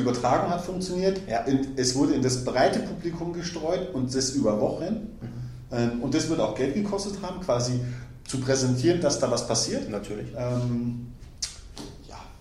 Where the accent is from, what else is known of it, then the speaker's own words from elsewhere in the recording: Germany; wir in Deutschland